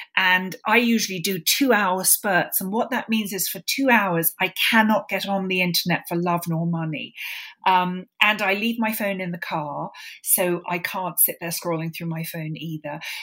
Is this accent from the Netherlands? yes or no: no; London, United Kingdom; I grew up in London